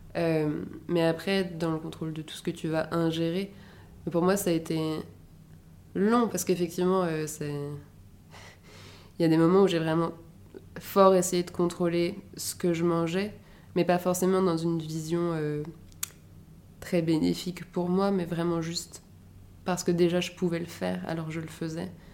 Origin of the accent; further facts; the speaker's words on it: Paris, Île-de-France, France; also born or lived in Edinburgh; Je suis née et j'ai grandi à Paris.